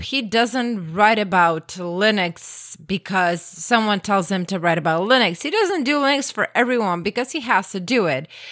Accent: Croatia; first language Croatian; English is a second language; English isn't my native language. Croatian is.

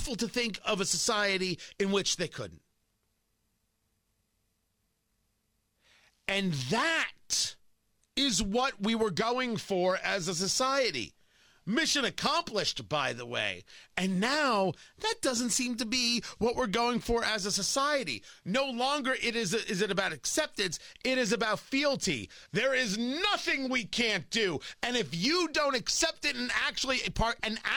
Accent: New Jersey, United States; I grew up in New Jersey and went to high school in New Jersey

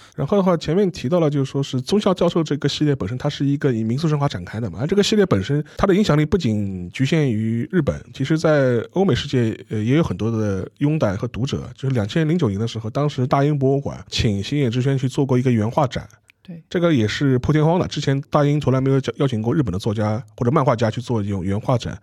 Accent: China; 我们中国人

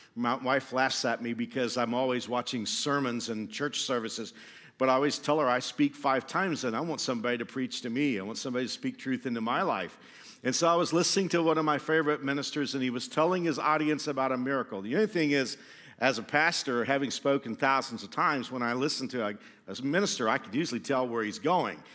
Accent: Fort Worth, Texas, United States; moved away as an adult; also born or lived in Houston, Texas; now in Wichita, United States; I grew up in Fort Worth, which is kind of like the buckle of the Bible Belt

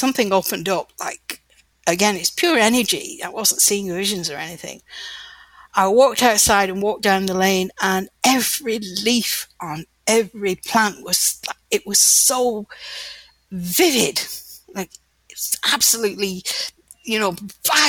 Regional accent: North Wales, United Kingdom; also born or lived in Lancashire, England; I was born in Lancashire in the north of England, and when I was 10 years old, we moved to North Wales

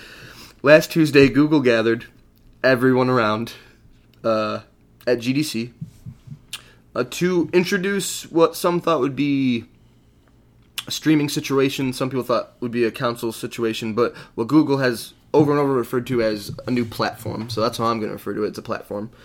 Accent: Michigan, United States; We're from Michigan

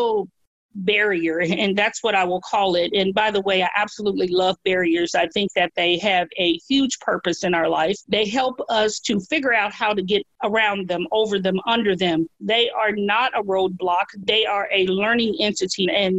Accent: Memphis, Tennessee, United States; I grew up here in Memphis, which is where I live now

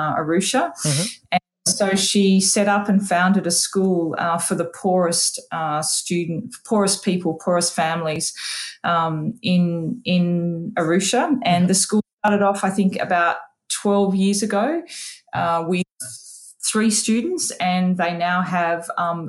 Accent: Tamworth, New South Wales, Australia; where I grew up in Tamworth

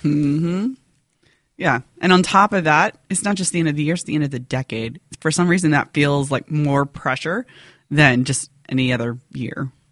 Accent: United States

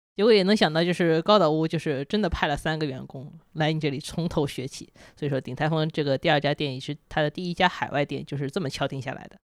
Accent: China; 我们中国人

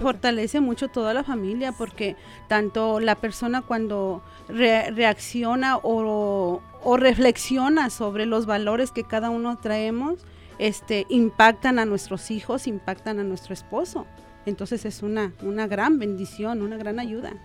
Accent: Guadalajara, Jalisco, Mexico; moved away as an adult; now in Omaha, United States; nosotros venimos de Jalisco, Guadalajara

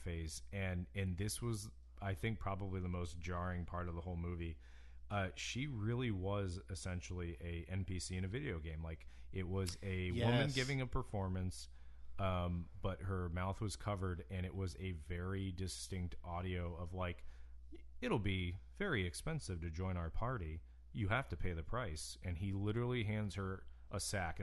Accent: United States; as an American

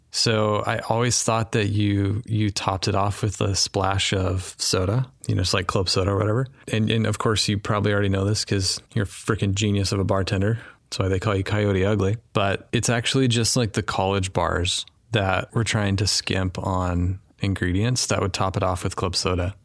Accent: Wyoming, United States; I grew up in Wyoming, and one of our traditions was fried oysters on Christmas morning in Wyoming

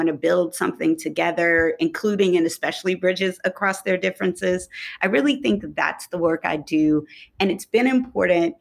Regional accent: Detroit, Michigan, United States; also born or lived in Oakland, California; now in St. Thomas, U.S. Virgin Islands; I'm originally from Detroit, Michigan

